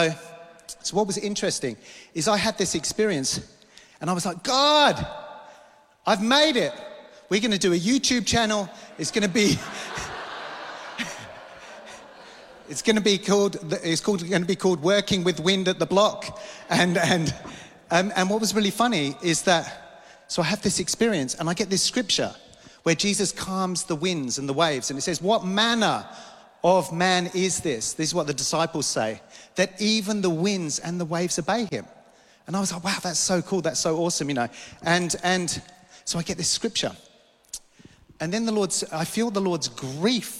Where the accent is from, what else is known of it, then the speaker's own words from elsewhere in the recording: London, United Kingdom; moved away; I grew up in London